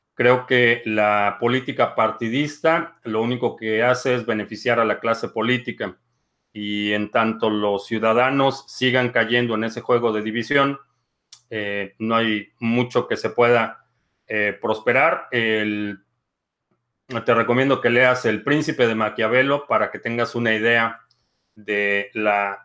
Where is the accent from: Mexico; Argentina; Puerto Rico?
Mexico; como mexicanos